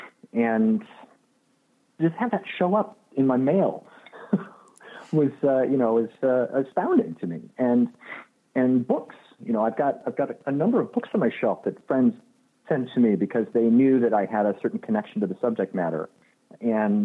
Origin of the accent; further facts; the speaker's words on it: Illinois, United States; now in Los Angeles, United States; I grew up in Illinois.